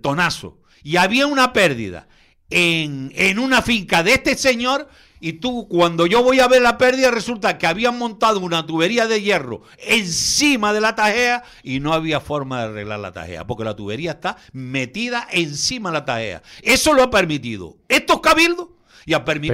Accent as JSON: {"language": "Spanish", "region": "Canary Islands", "country": "Spain", "said": "yo como canario y como agricultor que soy"}